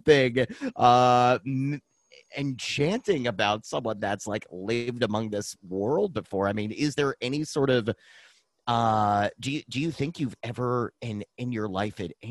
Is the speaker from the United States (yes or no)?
yes; Dover, Massachusetts, United States; in my hometown, Dover, Massachusetts